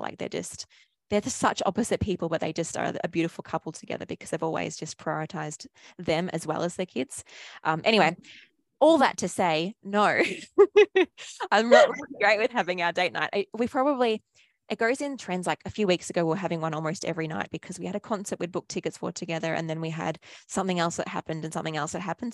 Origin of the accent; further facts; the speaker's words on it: Australia; if you can't tell from my accent, I'm from Australia